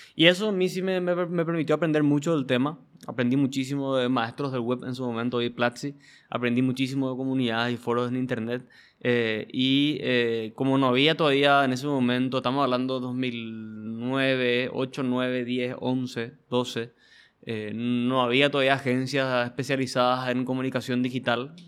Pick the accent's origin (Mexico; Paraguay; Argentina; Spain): Paraguay; como paraguayos